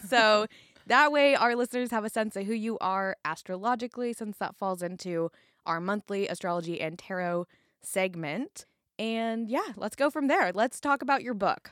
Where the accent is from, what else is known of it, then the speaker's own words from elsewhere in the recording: California, United States; now in Portland, United States; I was born in California